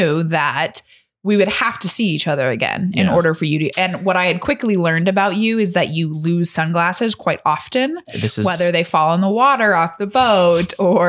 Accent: South Bend, Indiana, United States; But Chunt knew that I was from the South Bend area.

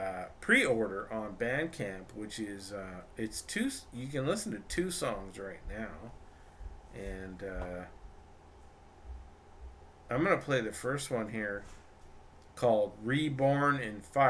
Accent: Vancouver, British Columbia, Canada; moved away as an adult; now in Los Angeles, United States; I'm from Vancouver, Canada. Originally, I lived in, and now I'm in Los Angeles

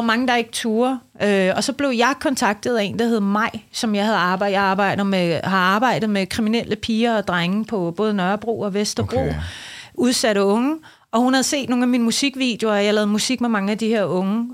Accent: Iran; now in Denmark; jeg er født i Iran. Jeg har boet i Danmark i 38 år.

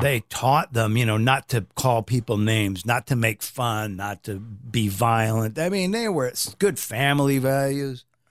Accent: Omaha, Nebraska, United States; we grew up in Omaha, Nebraska

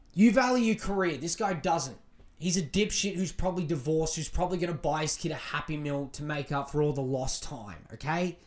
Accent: Australia

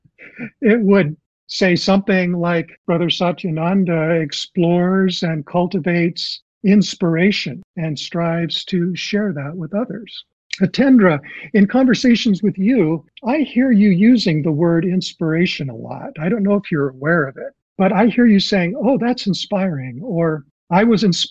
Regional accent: Southern California, United States; I grew up in Southern California, and I was always close to the ocean.

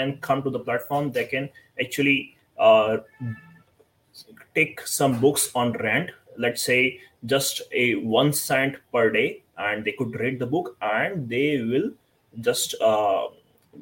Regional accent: India; I'm from India

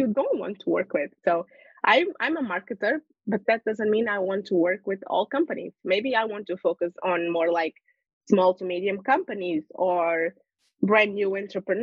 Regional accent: Lisbon, Portugal; also born or lived in United Kingdom; I am born and raised in Portugal, Lisbon

